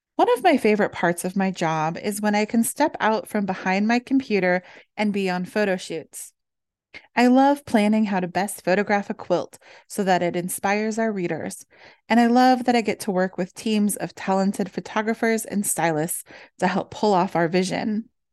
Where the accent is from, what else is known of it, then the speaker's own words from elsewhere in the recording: Midwest, United States; Growing up in the Midwest